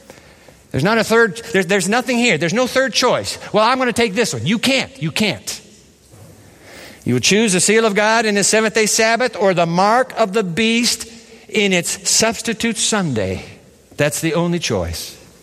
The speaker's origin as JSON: {"language": "English", "country": "Japan", "tie": "born or raised there", "said": "I grew up in Japan. And I used to go to school every day on the trains of Japan."}